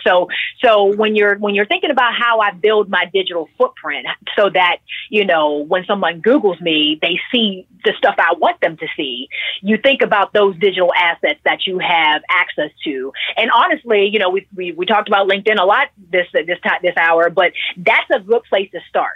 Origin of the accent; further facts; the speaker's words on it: Pittsburgh, Pennsylvania, United States; I'm originally from Pittsburgh, PA